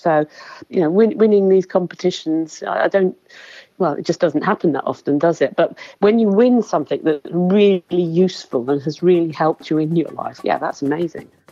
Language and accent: English; Woking, South East England, United Kingdom; I'm from Woking in Surrey in England.